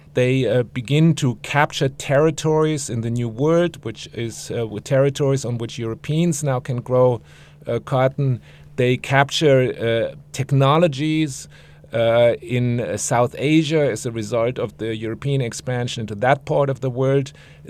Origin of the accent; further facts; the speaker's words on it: Frankfurt, Hesse, Germany; moved away; I'm from Frankfurt, Germany.